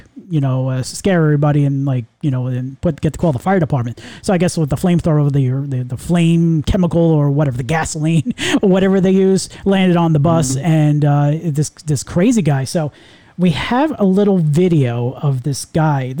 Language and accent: English; Long Island, New York, United States; we grew up in New York, and I grew up in Long Island